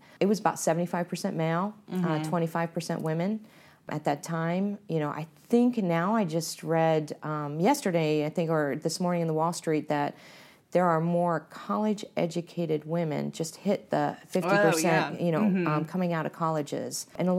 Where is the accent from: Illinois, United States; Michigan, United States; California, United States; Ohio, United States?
Ohio, United States; Canton; And, you know, I came from Canton, Ohio. I went to a big university at Ohio State.